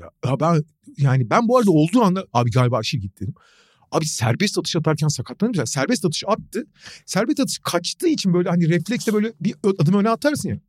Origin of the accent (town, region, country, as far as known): Turkey